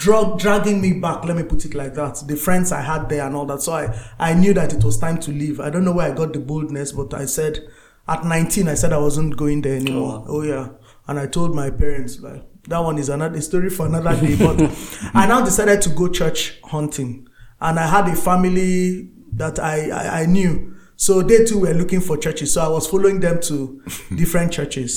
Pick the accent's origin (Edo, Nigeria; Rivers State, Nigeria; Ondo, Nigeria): Rivers State, Nigeria; Port Harcourt; moved away as an adult; now in Northern Nigeria; growing up as a Christian in the south, I grew up in Port Harcourt